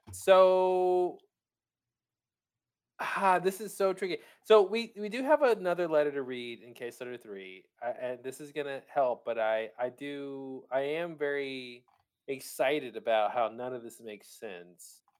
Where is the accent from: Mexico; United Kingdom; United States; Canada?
United Kingdom; like, well, we're British, so we use surnames